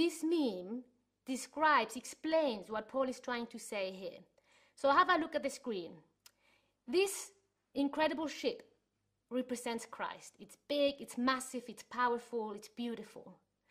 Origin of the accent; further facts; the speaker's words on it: Chile; moved away; I was growing up in Chile, that's where I'm from